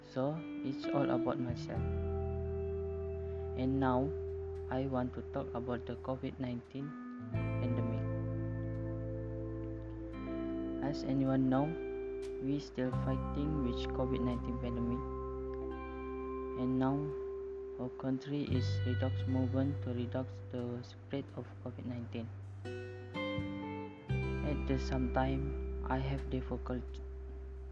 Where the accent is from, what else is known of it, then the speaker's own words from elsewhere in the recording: Lahad Datu, Sabah, Malaysia; I'm from Sabah Lahad Datu and I am 18 years old